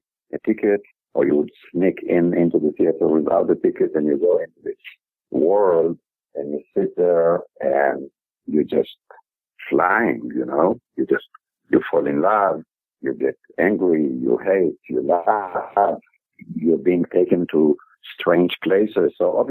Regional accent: Israel; I was born and raised in Israel.

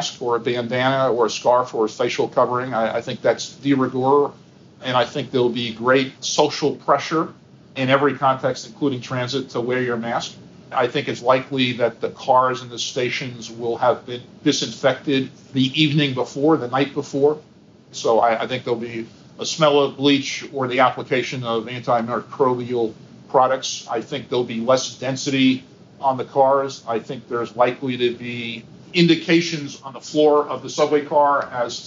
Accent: New York City, New York, United States; I grew up in Queens, New York, riding the 7 train.

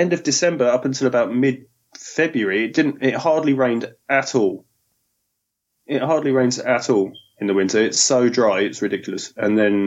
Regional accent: Chichester, South East England, United Kingdom; moved away as an adult; now in Japan; I'm from a small town called Chichester.

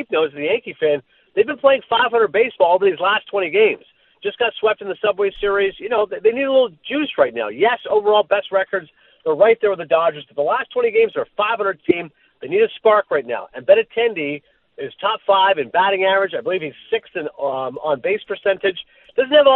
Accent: Canada; I'm Canadian

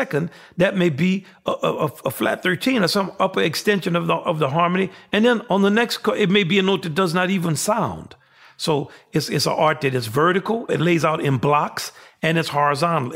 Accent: the South, United States; I'm a Southerner. I grew up with great prejudice and ignorance and segregation

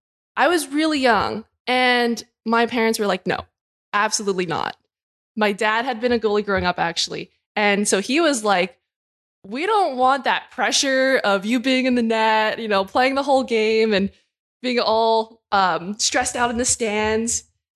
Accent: Burnaby, British Columbia, Canada; Yeah, so I grew up in Burnaby and played boys hockey pretty much all the way up until I went to college.

